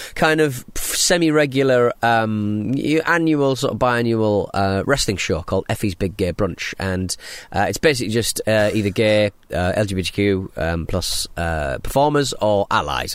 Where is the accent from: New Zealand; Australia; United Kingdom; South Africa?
United Kingdom; Hartlepool, North East England; now in Southend-on-Sea, United Kingdom; I'm from Hartley Pole. I live in South End.